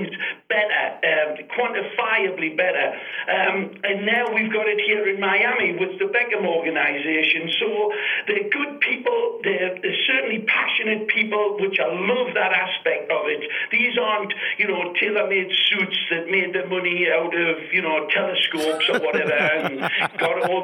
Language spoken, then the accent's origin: English; England, United Kingdom; accent: English; moved away as an adult; now in Fort Lauderdale, United States; I know I sound English